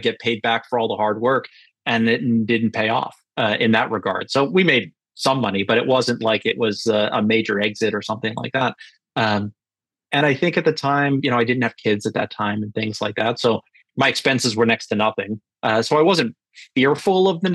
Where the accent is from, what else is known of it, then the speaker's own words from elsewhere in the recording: Northeast, United States; also born or lived in Alabama; now in Cape Cod, Massachusetts, United States; I am from the Northeast